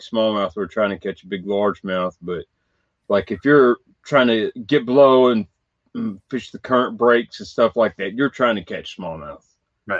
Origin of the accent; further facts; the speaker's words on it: Western Kentucky, United States; I am from Kentucky, Western Kentucky